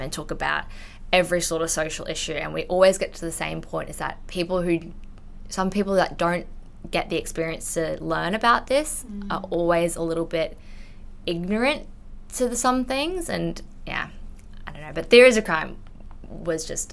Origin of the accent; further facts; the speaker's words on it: Australia; first language English; I'm full English speaker, I was born in Australia